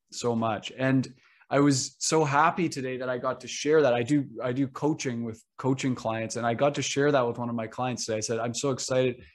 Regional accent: Canada; even as a Canadian

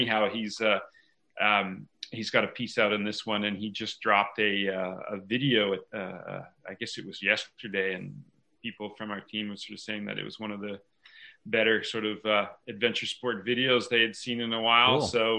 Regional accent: Ontario, Canada; moved away as an adult; also born or lived in Whistler, British Columbia; I was born and raised in Ontario. My folks moved around quite a bit. I moved to Whistler when I was 18.

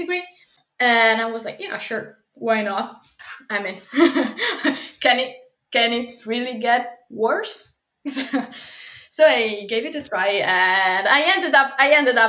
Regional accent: Italy; I come from Italy

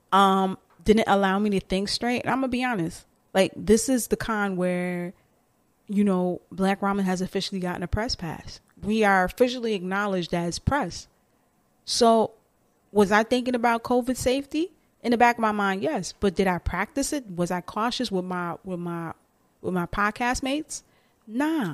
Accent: New York City, New York, United States; I'm a New Yorker

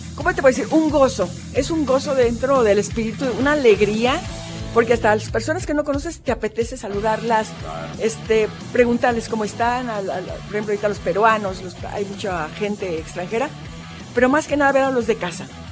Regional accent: Jalisco, Mexico; nosotros, Jalisco, somos el rostro de México

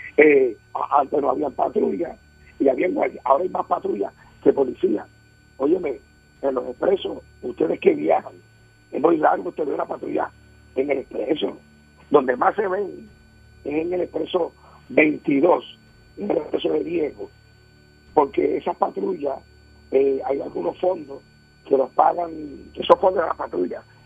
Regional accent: Puerto Rico; mi querida isla, mi Puerto Rico

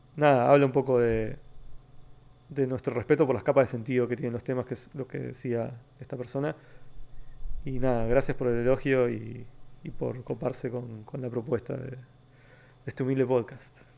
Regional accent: Temperley, Buenos Aires Province, Argentina; also born or lived in Almagro, Buenos Aires / San Vicente; now in Buenos Aires, Argentina; yo nací en Capital, nací en el barrio Balvanera y me crié toda la vida en Temperley

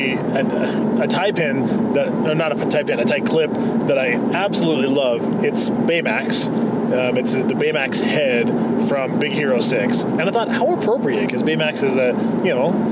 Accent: Spokane, Washington, United States; I grew up in Spokane and lived in two different general areas in Spokane

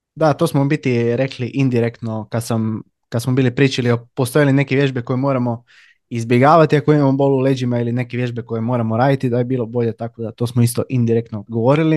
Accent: Labin, Istria County, Croatia; ja sam inače iz Labina

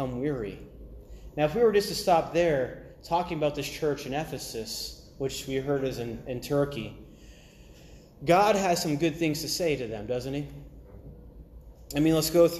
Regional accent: Maine, United States; I'm from the northeast coast. I'm from Maine.

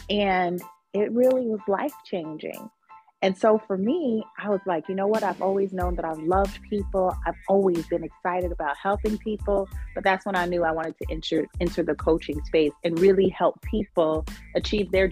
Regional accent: New York, United States; now in Charlotte, United States; Originally, I am from upstate New York, but I have lived all over the country.

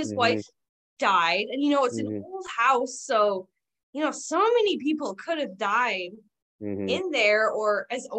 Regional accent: Southeast Wisconsin, United States; I grew up in Southeast Wisconsin in an older neighborhood

